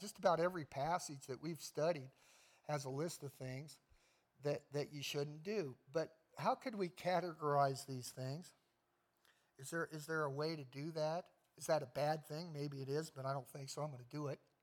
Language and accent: English; United States; I'm an American